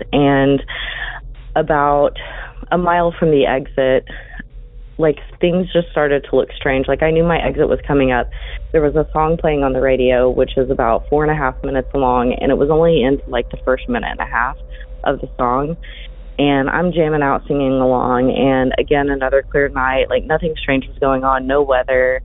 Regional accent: Oklahoma, United States; I'm from Oklahoma

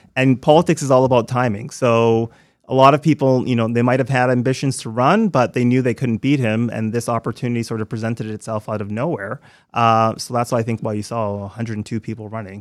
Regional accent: Toronto, Ontario, Canada; moved away as an adult; also born or lived in New York / London, England / Montreal; growing up in Scarborough

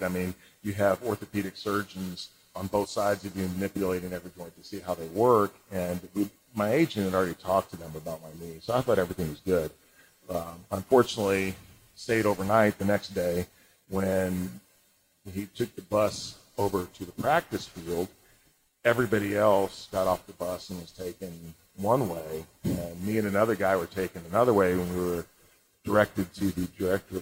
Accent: St. Louis, Missouri, United States; also born or lived in Madrid, Spain; I grew up in St. Louis, outside St. Louis

